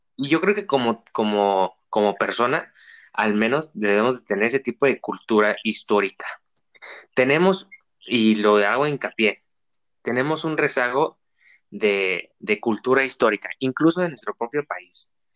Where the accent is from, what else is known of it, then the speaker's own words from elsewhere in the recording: Mexico; como mexicanos y como estudiantes